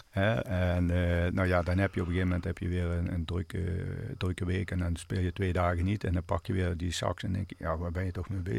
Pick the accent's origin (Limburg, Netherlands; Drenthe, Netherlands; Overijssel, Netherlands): Limburg, Netherlands; Want je komt, eh, ja, je komt als Limburger, zeg maar, ja, ja, toch ja, in het westen terecht.